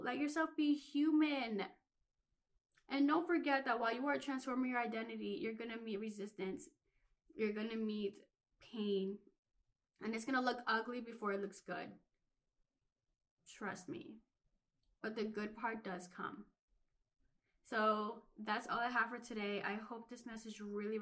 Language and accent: English; Philadelphia, Pennsylvania, United States; I grew up in Philly